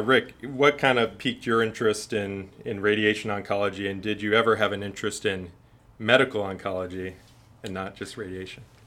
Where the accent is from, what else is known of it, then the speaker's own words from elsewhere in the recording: Ashtabula, Ohio, United States; also born or lived in Chicago, Illinois; now in Florida, United States; I grew up in Ashtabula, Ohio. It's a, a city in northeast Ohio near Cleveland.